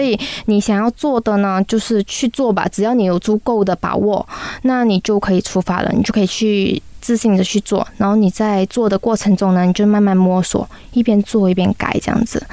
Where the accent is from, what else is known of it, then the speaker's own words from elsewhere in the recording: Malaysia; 我们马来西亚的人